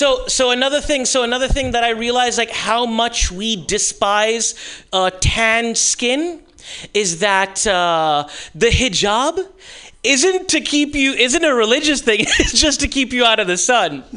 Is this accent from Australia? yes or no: no; Pakistan; I am Pakistani